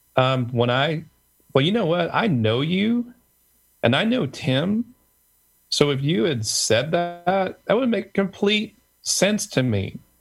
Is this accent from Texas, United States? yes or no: no; Tulsa, Oklahoma, United States; being the son of Korean immigrants of all places in the country. I grew up in Tulsa, Oklahoma